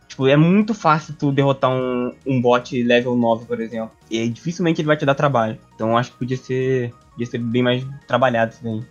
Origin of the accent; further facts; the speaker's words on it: Brazil; eu sou brasileiro